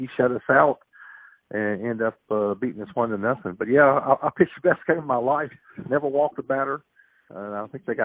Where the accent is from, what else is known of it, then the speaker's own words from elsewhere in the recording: Jeffersonville, Indiana, United States; growing up in Indiana